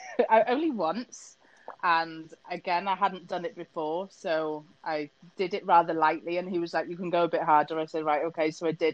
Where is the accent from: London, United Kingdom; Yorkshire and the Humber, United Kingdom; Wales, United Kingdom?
Wales, United Kingdom; accent: Wenglish; also born or lived in England; I was born in England, but I've lived in Wales since I was two. So we're what we call Wenglish. Welsh and English.